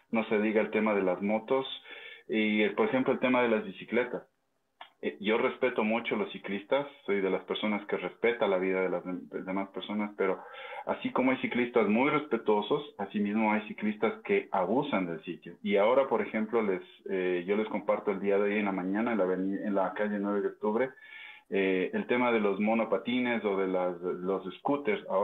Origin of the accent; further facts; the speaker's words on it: Quito, Pichincha, Ecuador; yo como recomendación y como quiteño que soy